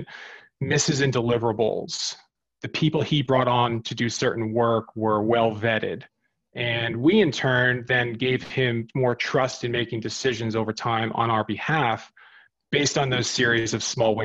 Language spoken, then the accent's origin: English; New Jersey, United States; moved away as an adult; also born or lived in New York / Sydney, Australia; I grew up in New Jersey, not too far from the quote unquote Jersey Shore